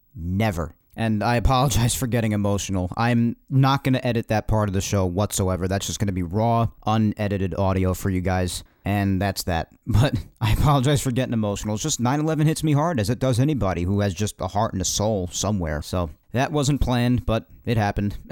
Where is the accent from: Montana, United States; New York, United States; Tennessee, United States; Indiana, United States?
New York, United States; us New Yorkers